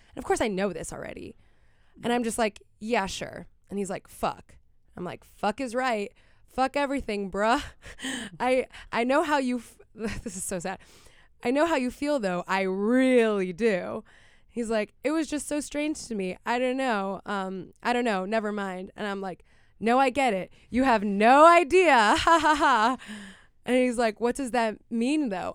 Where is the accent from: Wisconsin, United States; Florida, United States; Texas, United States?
Florida, United States; Miami; growing up in Miami